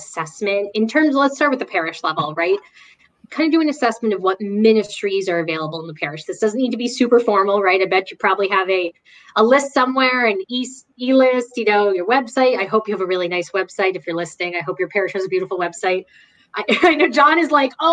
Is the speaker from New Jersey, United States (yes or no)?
yes; New Jersey, United States; I'm from New Jersey